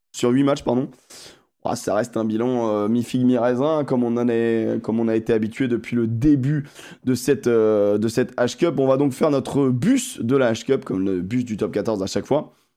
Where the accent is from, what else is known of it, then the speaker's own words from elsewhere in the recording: France; nous, en tant que Français